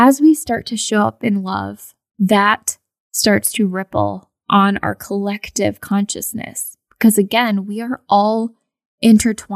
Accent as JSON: {"language": "English", "country": "United States", "said": "I am obviously Indian American"}